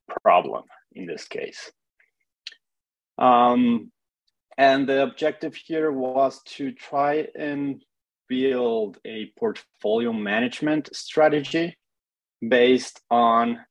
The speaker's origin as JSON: {"language": "English", "region": "Mexico City", "country": "Mexico", "moved": "yes", "said": "I'm originally from Mexico City."}